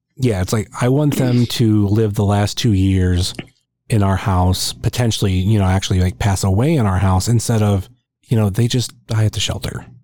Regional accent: Northeast Ohio, United States; I'm from Northeast Ohio.

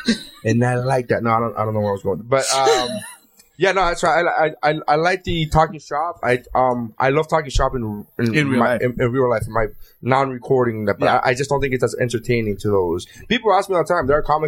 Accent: Canada; Canada CN? I'm Canadian.

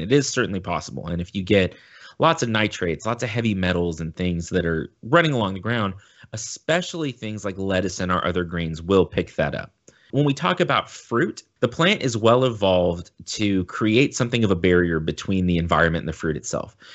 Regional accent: United States; as a Westerner, as an American

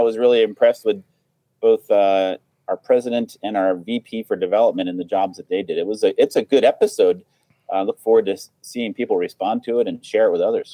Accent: Rhode Island, United States; my home state of Rhode Island, Providence.

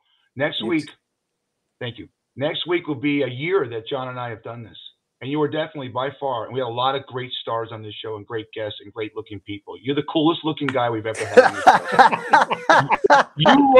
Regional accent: Los Angeles, California, United States; I grew up in Hollywood.

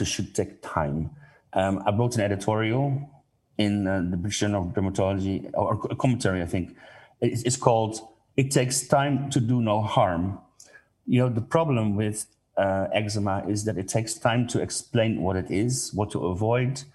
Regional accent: Netherlands; I'm coming from the Netherlands

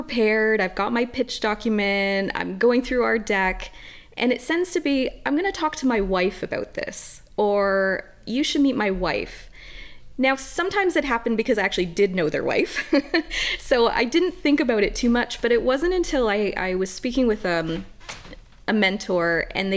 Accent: Canada; I'm a Canadian woman.

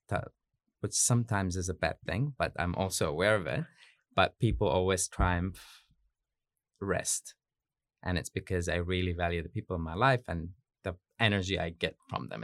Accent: Yemen; moved away as an adult; also born or lived in United States / Beirut, Lebanon; now in New Zealand; I'm from Yemen. I grew up there, but lived in Yemen, uh, bits and pieces, kind of like in the U S and Beirut, Lebanon, before I came to Aotearoa

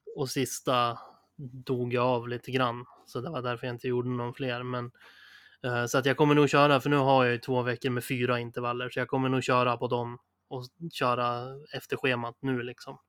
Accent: Sundsvall, Västernorrland County, Sweden; vi kommer ju från Sundsvall

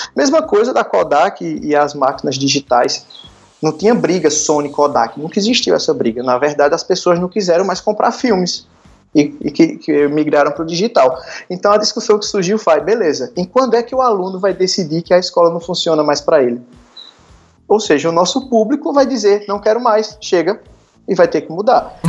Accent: Arcoverde, Pernambuco, Brazil; moved away as an adult; now in Recife, Brazil; eu sou de Arco Verde, sou do interior de Pernambuco

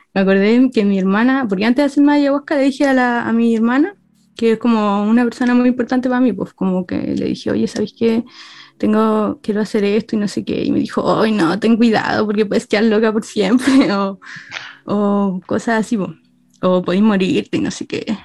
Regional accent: La Serena, Coquimbo, Chile; yo soy de La Serena

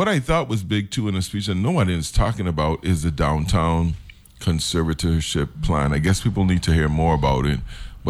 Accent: Savannah, St. Croix, U.S. Virgin Islands; I grew up in Savannah

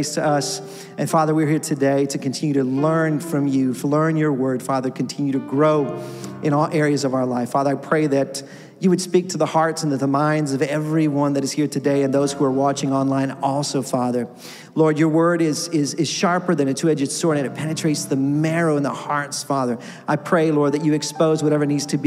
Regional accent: Mexico; moved away; I grew up in Mexico, and my first position as a pastor was in a Spanish church

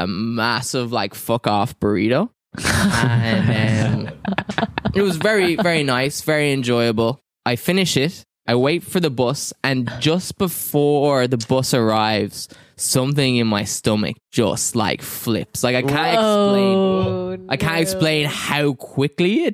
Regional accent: Gorey, Leinster, Ireland; moved away as an adult; also born or lived in Dublin; I was living in my hometown of Gorey at the time

